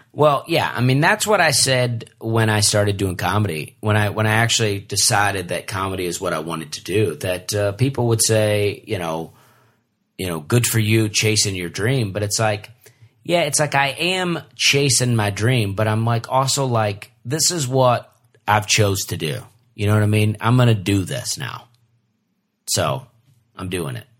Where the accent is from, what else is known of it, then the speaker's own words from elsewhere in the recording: Alabama, United States; we're all from Alabama